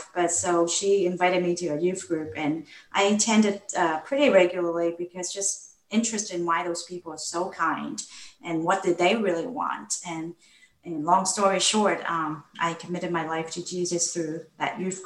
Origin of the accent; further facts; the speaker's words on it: Hong Kong; moved away; I grew up in Hong Kong, and more specifically, not the Hong Kong that most people picture in their postcard. I grew up in a government housing project.